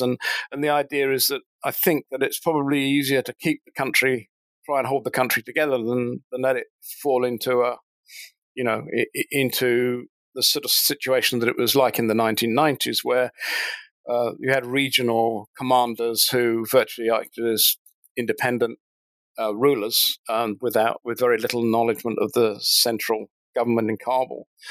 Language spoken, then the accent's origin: English; United Kingdom; moved away as an adult; now in New Zealand; I'm actually British born, but I, have been living in New Zealand now since 2007.